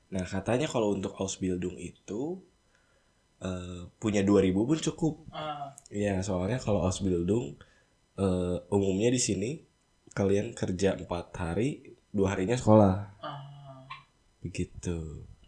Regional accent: Bandung, West Java, Indonesia; now in Hamburg, Germany; Gue dari Bandung

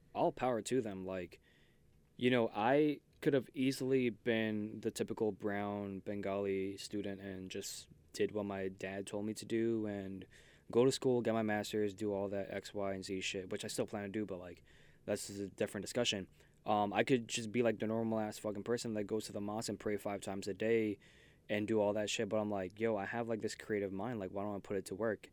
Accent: New York City, New York, United States; I'm from Queens

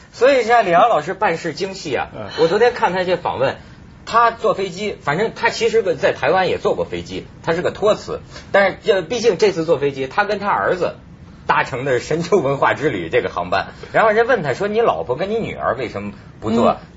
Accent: northern China, China; 我是北方人，在这个内陆

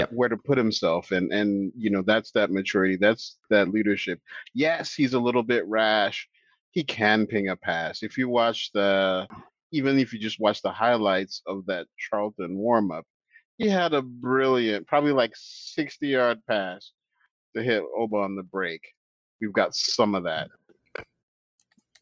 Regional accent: Nigeria; as a Nigerian

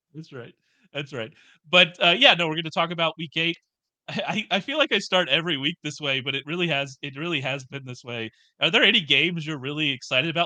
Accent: the South, United States; I'm from the South, uh, and as such, I grew up in churches

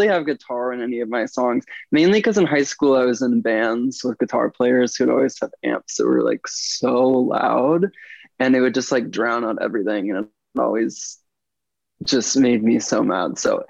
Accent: Springfield, Missouri, United States; also born or lived in Kansas City / New Hampshire / Illinois; I was born in Kansas City, Missouri, but my family moved around a bit. We lived in New Hampshire for a couple of years, Illinois for a couple of years, but we moved back to Missouri when I was 11. So I say I'm from Missouri.

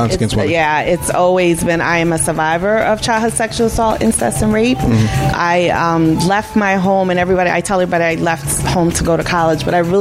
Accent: New York City, New York, United States; moved away as an adult; now in Upstate New York, United States; And I am born and raised in El Barrio. I am Puerto Rican.

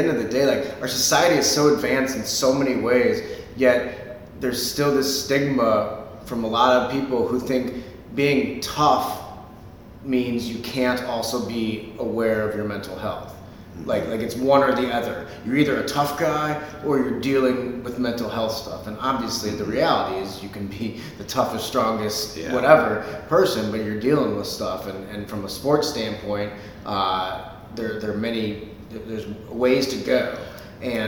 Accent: St. Louis, Missouri, United States; moved away; I'm from St. Louis, but moved back in 2015 in the fall

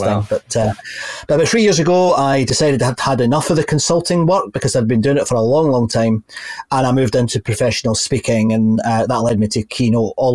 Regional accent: just outside Glasgow, Scotland, United Kingdom; I grew up in just outside Glasgow

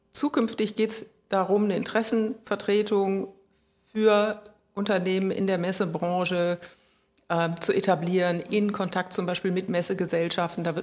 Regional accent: Rhineland, Germany; als Rheinländerin ist man sowieso immer Berufsoptimist

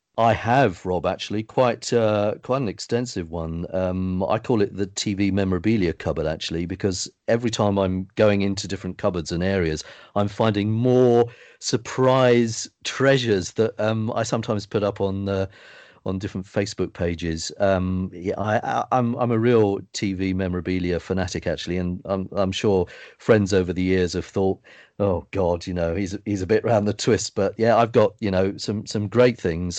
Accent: United Kingdom; I grew up in the Southern area

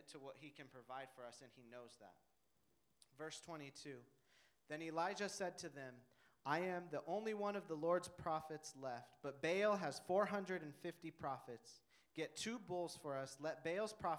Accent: Denver, Colorado, United States; I'm from Denver

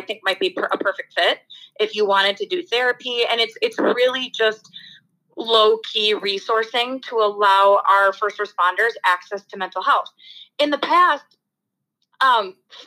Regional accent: United States; I am American after all

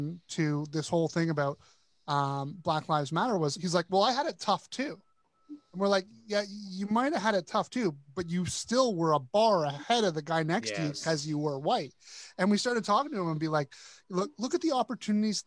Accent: Toronto, Ontario, Canada; I grew up in Toronto, which is probably one of the most multicultural cities in the world.

